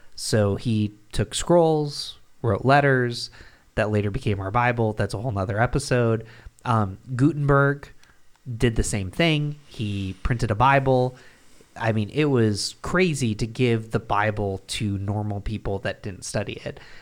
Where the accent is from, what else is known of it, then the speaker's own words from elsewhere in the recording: Binghamton, New York, United States; I grew up in Binghamton, New York